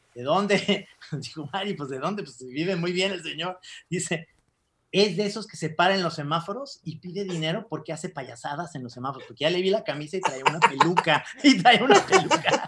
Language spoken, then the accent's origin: Spanish; Guadalajara, Jalisco, Mexico; como tapatíos